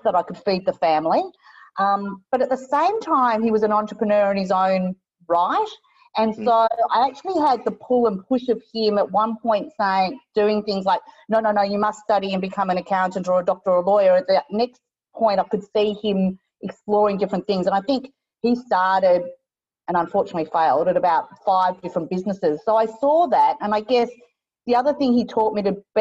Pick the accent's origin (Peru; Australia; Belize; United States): Australia; I'm Chinese, so you can't see that through my accent. I'm obviously born in Australia, so I'm first generation.